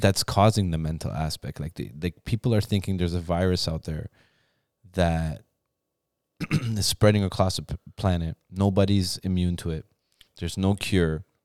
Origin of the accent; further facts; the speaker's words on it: Ontario, Canada; also born or lived in Iran; I was born there, but I was raised in Canada.